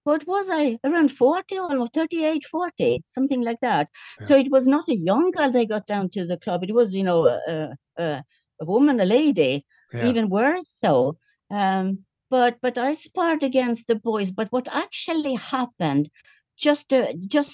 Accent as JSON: {"language": "English", "town": "Jönköping", "region": "Jönköping County", "country": "Sweden", "moved": "as an adult", "lives_now": "Tipperary, Ireland", "said": "We are from Yonshepping"}